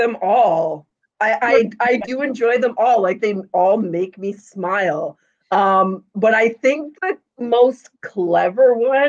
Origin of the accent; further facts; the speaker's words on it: Canada; by being Canadian